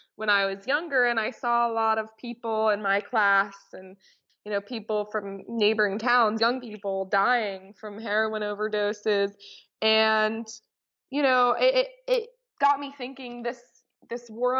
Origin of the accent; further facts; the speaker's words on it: New Hampshire, United States; I grew up in New Hampshire